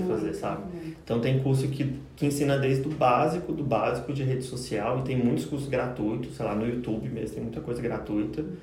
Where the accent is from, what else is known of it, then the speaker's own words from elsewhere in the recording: Cristalina, Goiás, Brazil; now in Goiânia, Brazil; não sou de Goiânia também, sou de Cristalina, interior do estado